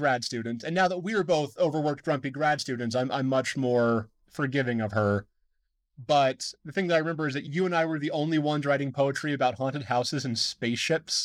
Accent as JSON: {"language": "English", "town": "Deer Lodge", "region": "Montana", "country": "United States", "tie": "born or raised there", "lives_now": "Missoula, United States", "said": "I grew up in Deer Lodge"}